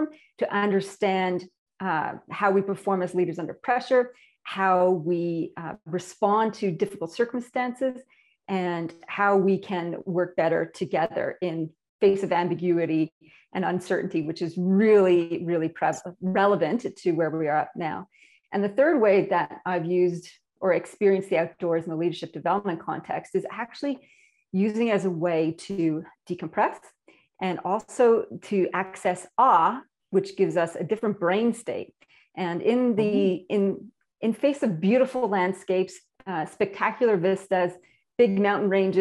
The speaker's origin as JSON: {"language": "English", "country": "Canada", "moved": "as an adult", "lives_now": "Australia", "said": "my accent. Apparently I have one, and I'm imported from Canada, land of lakes, rivers, and maple syrup"}